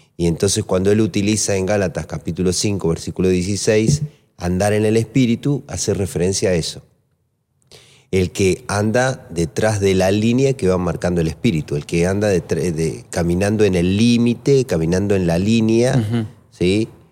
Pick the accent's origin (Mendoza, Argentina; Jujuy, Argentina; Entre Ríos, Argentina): Mendoza, Argentina; Maipú; moved away; also born or lived in Lomas de Zamora; Me crié en Mendoza, en Maipú, en Coquimbito